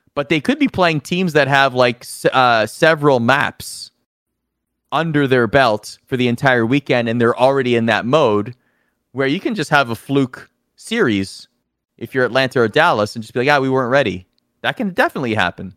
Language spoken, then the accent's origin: English; Toronto, Ontario, Canada; I'm from Toronto. I'm proud to be from Toronto.